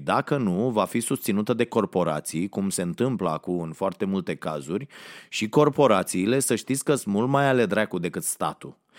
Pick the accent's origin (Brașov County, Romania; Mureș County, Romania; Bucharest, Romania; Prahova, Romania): Prahova, Romania; Ploiești; m-am născut la Ploiești